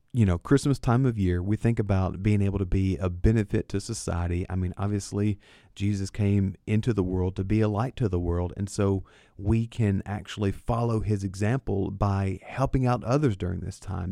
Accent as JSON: {"language": "English", "town": "Lebanon", "region": "Tennessee", "country": "United States", "tie": "born or raised there", "said": "Lebanon is where I was born and raised"}